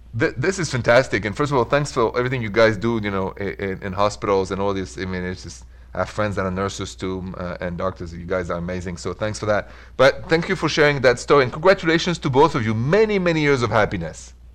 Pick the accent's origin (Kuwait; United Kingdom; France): France; Paris, Île-de-France; accent: Paris; now in Midwest, United States; my accent is from Paris